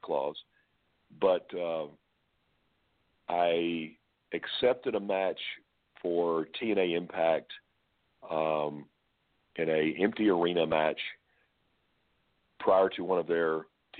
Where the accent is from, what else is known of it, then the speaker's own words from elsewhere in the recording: Pine Bluff, Arkansas, United States; growing up where I grew up in Pine Bluff, Arkansas